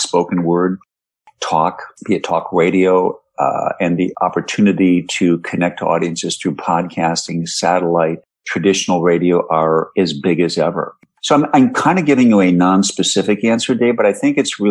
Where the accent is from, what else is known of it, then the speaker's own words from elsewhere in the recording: Minneapolis–Saint Paul, Minnesota, United States; moved away; growing up in the Twin Cities